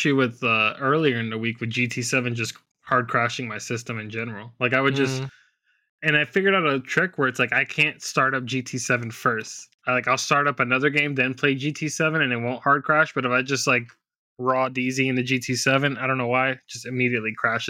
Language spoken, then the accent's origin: English; United Kingdom; I'm either going BMW M5 competition or the Corvette Z06, because I'm British.